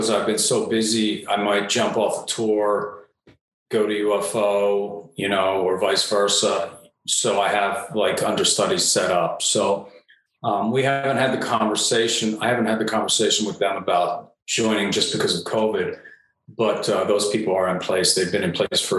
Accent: Delaware, United States; moved away as an adult; after I moved away from Delaware

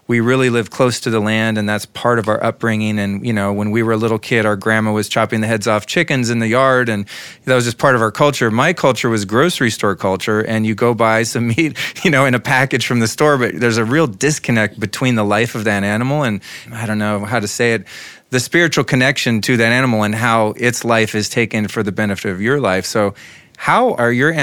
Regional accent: United States; being raised as an American kid in the 70s

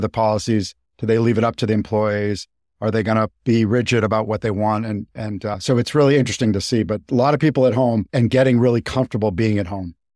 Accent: Boston, Massachusetts, United States; moved away as an adult; also born or lived in Japan; I grew up in Boston

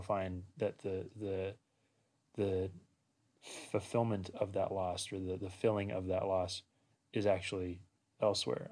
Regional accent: Washington, United States; moved away as an adult; also born or lived in Walla Walla, Washington; now in Loma Linda, United States; I grew up in Washington State

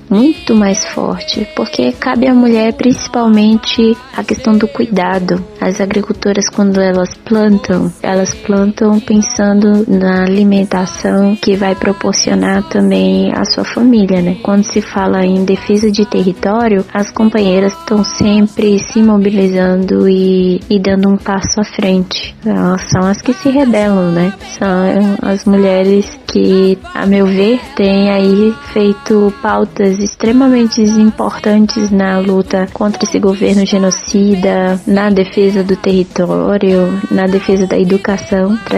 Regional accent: Marabá, Pará, Brazil; also born or lived in Itupiranga; Eu sou, sou paraense, nascida em Tupiranga

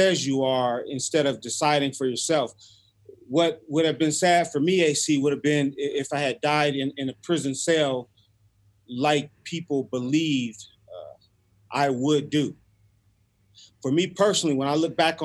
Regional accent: Los Angeles, California, United States; growing up in South Central L.A.

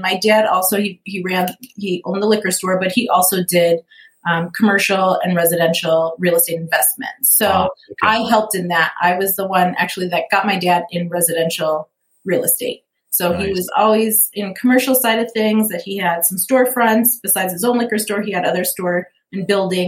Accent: Lincolnwood, Illinois, United States; also born or lived in Chicago; now in Fountain Hills, United States; I grew up in Lincolnwood, which has a population of 13,000 people, right? So I knew small town, but I was so close to the city. I was a city girl.

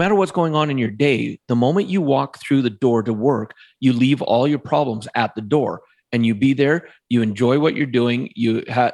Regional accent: Alberta, Canada; where I grew up in Alberta in Canada, it's very in-the-box thinking.

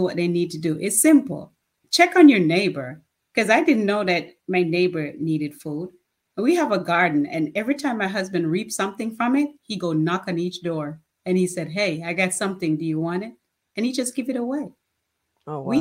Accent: Jamaica; moved away; as a child growing up in Jamaica

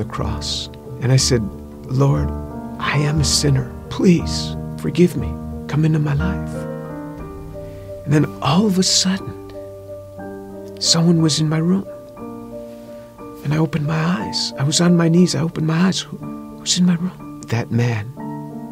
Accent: New York, United States; I grew up just outside of New York City

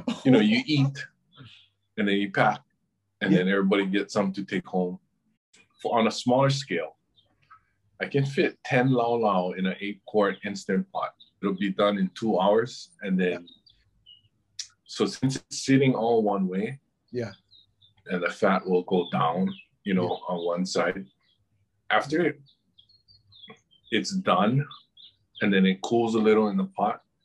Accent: Honolulu, Hawaii, United States; also born or lived in Kailua, Hawaii; that was in downtown, actually. Then my dad lived in Kailua, where he still lives now. And so I was the one that actually went back and forth between Kailua and town the most

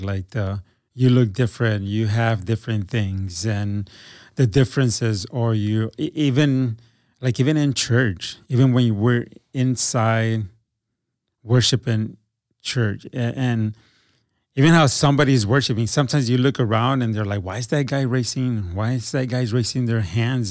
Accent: Milwaukee, Wisconsin, United States; now in Green Bay, United States; I moved to, um, to Green Bay 'cause I grew up in Milwaukee.

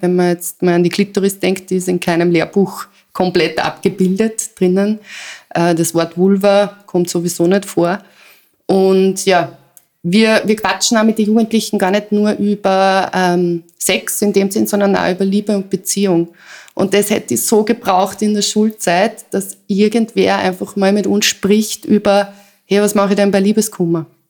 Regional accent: Salzburg, Austria; moved away; also born or lived in Vienna; ich komme aus Salzburg

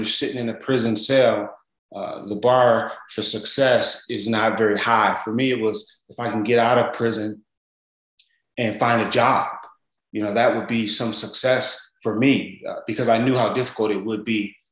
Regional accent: Los Angeles, California, United States; I'm originally from South Central

